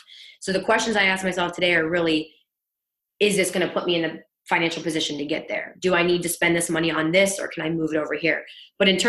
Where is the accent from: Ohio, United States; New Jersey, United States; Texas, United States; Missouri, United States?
Ohio, United States; East Liverpool; moved away as an adult; also born or lived in Pittsburgh, Pennsylvania; now in Florida, United States; My hometown is East Liverpool, Ohio